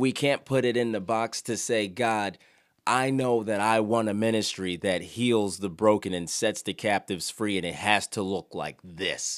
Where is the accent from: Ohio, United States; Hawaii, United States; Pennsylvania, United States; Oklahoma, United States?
Pennsylvania, United States; Philadelphia; moved away; I'm from Philadelphia